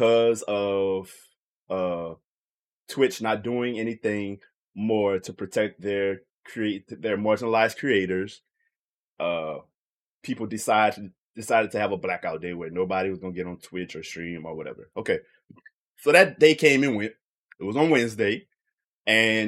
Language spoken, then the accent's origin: English; Louisiana, United States; I'm from Louisiana